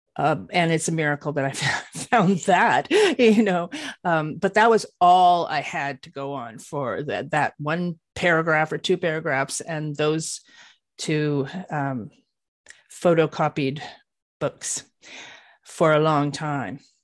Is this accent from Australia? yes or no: no; Canada; I live in Canada. I'm a Canadian